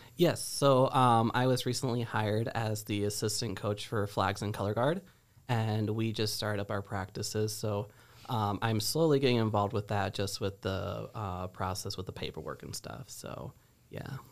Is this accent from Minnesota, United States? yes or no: no; Geneseo, Illinois, United States; I am originally from Geneseo